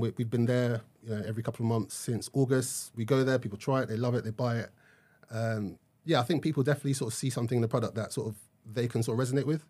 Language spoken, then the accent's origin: English; Nigeria; I am Nigerian